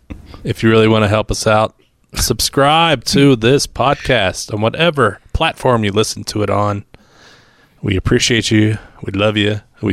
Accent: Idaho, United States; But I'm from Idaho.

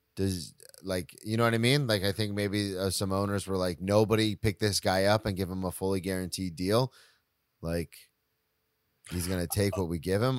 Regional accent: Florida, United States; moved away; I'm from Florida, so I'm a Tampa Bay Lightning fan

